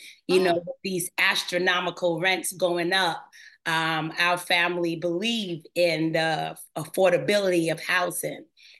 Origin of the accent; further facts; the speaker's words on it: New York City, New York, United States; where I grew up in Crown Heights, Brooklyn.